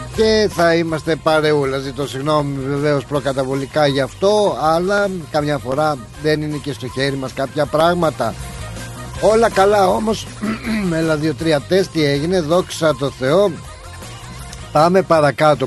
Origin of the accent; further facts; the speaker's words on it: Greece; έχουμε φιλότιμο εμεί οι Έλληνε